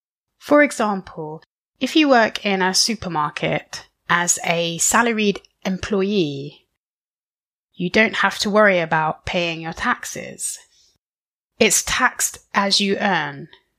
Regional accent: South West England, United Kingdom; moved away as an adult; now in France; I was born and raised in the UK, more specifically, the southwest of England. I identify myself as British more so than English

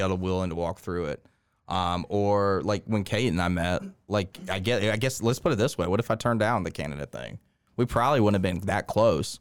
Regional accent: Winston-Salem, North Carolina, United States; moved away as an adult; also born or lived in Columbia, South Carolina; now in Augusta, United States; I grew up in North Carolina

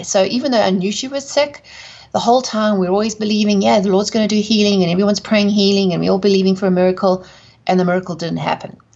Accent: South Africa; accent: South African; moved away; also born or lived in England / United States; I'm from South Africa, hence the accent

